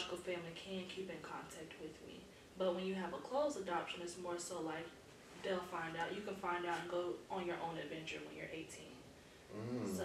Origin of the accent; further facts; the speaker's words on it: Pensacola, Florida, United States; I am fortunately from Pensacola, Florida. Born and raised